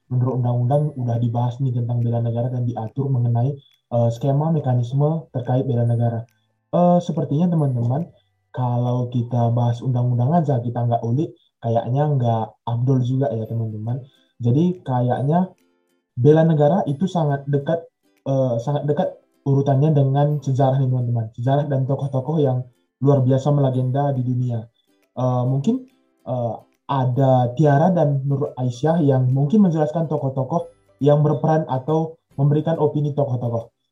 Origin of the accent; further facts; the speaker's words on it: North Sumatra, Indonesia; Oke teman-teman, uh, aku asal dari Tanah Karo, Sumatera Utara.